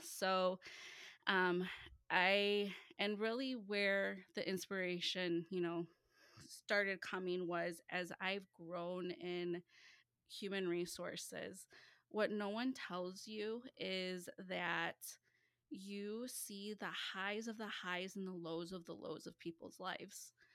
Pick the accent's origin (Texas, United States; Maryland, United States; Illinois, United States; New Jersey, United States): Illinois, United States; Chicagoland area, northwest suburbs of Chicago; I am from the Chicagoland area, so the northwest suburbs of Chicago